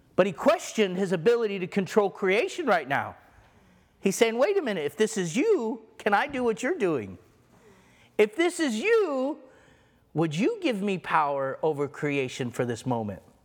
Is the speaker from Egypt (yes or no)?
yes; Egypt; moved away; I was born in Egypt